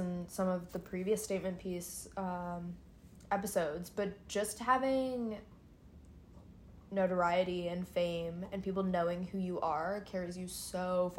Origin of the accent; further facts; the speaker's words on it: United Kingdom; I still like to be a British citizen.